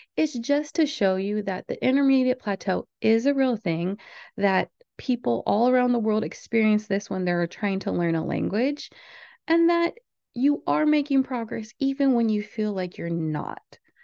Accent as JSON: {"language": "English", "country": "United States", "said": "I'm from the United States"}